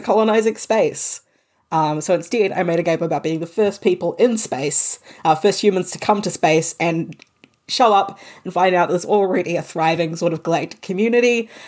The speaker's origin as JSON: {"language": "English", "country": "New Zealand", "said": "I am Pakeha New Zealander. Um, I'm I'm a white New Zealander whose family came here uh, during during the 1800s"}